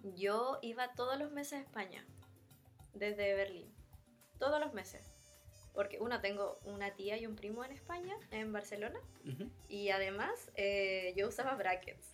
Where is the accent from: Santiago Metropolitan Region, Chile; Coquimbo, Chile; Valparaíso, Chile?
Valparaíso, Chile; moved away as an adult; also born or lived in Germany / Denmark; now in Stockholm, Sweden; De Valparaíso, de la quinta región.